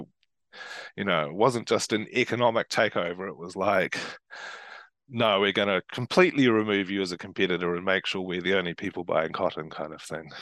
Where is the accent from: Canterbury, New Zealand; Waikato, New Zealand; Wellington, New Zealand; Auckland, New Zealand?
Canterbury, New Zealand; Christchurch; I come from Christchurch, which is part of Canterbury